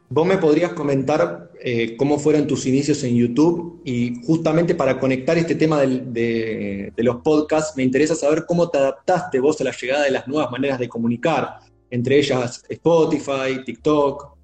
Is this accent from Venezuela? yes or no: no; Argentina; nuestro país